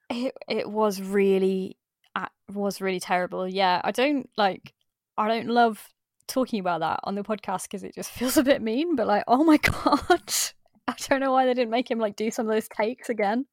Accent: Midlands, United Kingdom; I'm from the Midlands

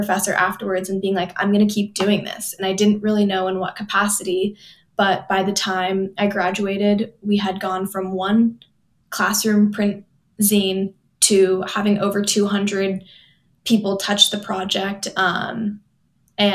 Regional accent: Palo Alto, California, United States; moved away as an adult; also born or lived in Los Angeles, California; now in East Coast, United States; I grew up in Palo Alto, California, which is just like 30 minutes outside of San Francisco

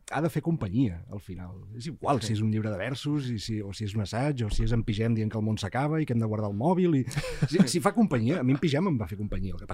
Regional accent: Catalonia, Spain; perquè som catalans i, i literaris

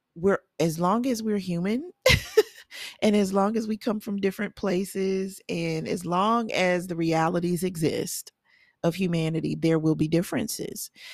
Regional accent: the South, United States; I'm a Southerner, and I am

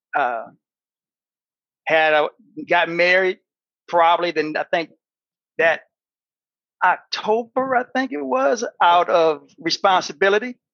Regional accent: Battle Creek, Michigan, United States; Battle Creek, Michigan, born and raised

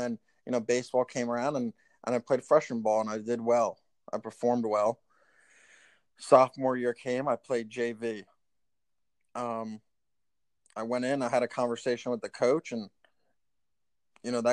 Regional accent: Tinton Falls, New Jersey, United States; we grew up in Tinton Falls, New Jersey

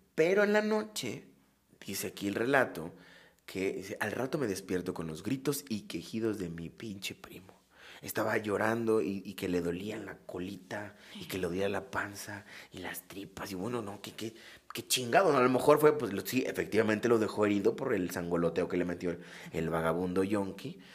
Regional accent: Acapulco, Guerrero, Mexico; soy de Acapulco, tiene un sentido más como de la, de la costa acapulqueño

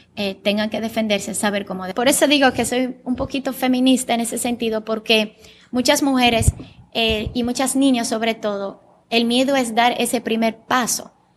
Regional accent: Sosúa, Puerto Plata, Dominican Republic; first language Bulgarian; Spanish is a second language; also born or lived in Bulgaria; Yo me crié en Sosúa

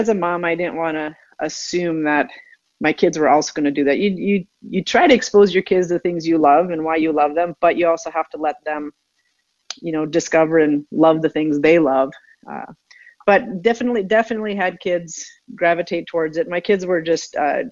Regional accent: Minnesota, United States; moved away as an adult; also born or lived in East Coast / Atlanta / Chicago; I'm born and raised in Minnesota

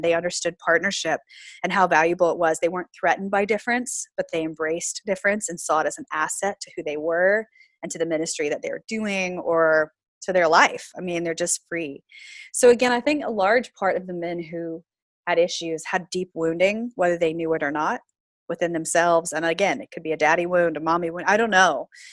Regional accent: Florida, United States; moved away as an adult; also born or lived in Pacific Northwest; so I grew up in the South. Um, a lot of people don't think Florida's the South proper, but I did grow up in Florida

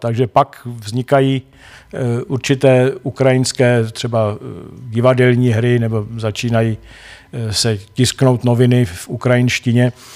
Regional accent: Czechia; my Češi

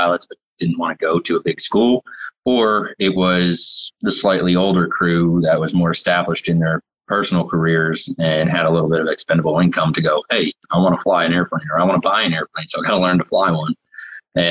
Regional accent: New Jersey, United States; moved away as an adult; also born or lived in North Dakota / Phoenix / Philadelphia; now in Knoxville, United States; I grew up in New Jersey

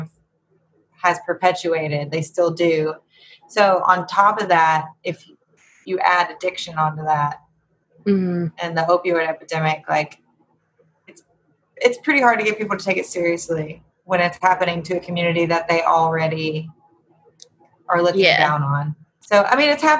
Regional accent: Appalachia, United States; being Appalachian

